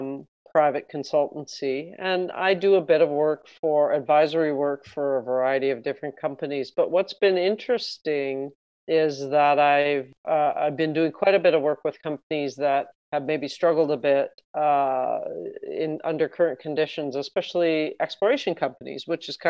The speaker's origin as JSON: {"language": "English", "town": "Mississauga", "region": "Ontario", "country": "Canada", "said": "I'm originally from Mississauga, actually, the Toronto area."}